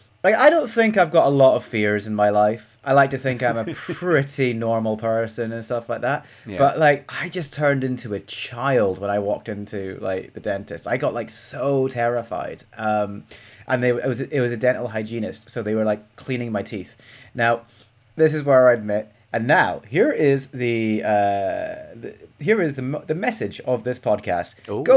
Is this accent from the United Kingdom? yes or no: yes; Scotland, United Kingdom; It's because I'm Scottish and you assume that I don't know what football is.